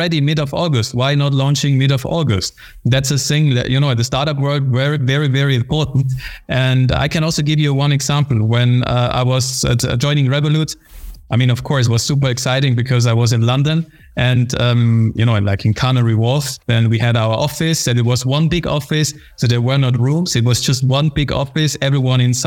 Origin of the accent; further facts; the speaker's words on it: Austria; moved away as an adult; also born or lived in United Kingdom; I was born and raised in Austria